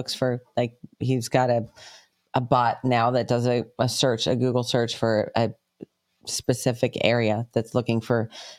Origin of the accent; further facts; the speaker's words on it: New York, United States; moved away; We heard about it more growing up in New York.